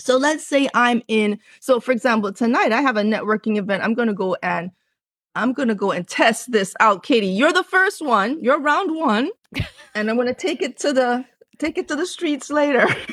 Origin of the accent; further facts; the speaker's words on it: Jamaica; also born or lived in Cambridge, England; I was born in England, born in Cambridge, England, grew up in the, on the island of Jamaica. Both of my parents are from Jamaica. So, I lived in the country and I lived on a farm